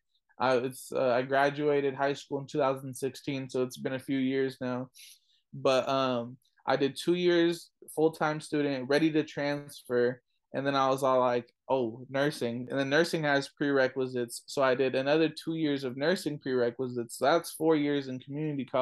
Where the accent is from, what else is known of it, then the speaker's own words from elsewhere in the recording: California, United States; I was born in California, but my family's from Afghanistan